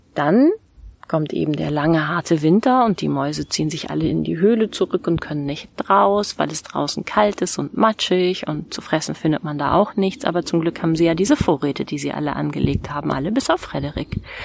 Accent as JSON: {"language": "German", "area": "Südheide", "region": "Lower Saxony", "country": "Germany", "tie": "born or raised there", "said": "in die Südheide. Das ist äh, die Gegend, in der ich aufgewachsen bin"}